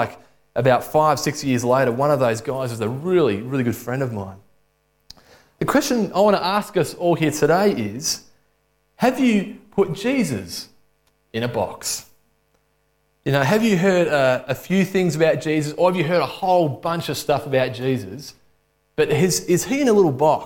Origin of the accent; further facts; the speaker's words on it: Alexandra, Victoria, Australia; I grew up in Alexandria and went to a state school